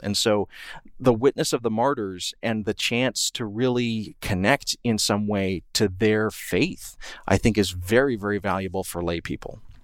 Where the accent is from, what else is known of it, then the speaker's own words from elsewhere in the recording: Columbus, Georgia, United States; I grew up in Columbus, Georgia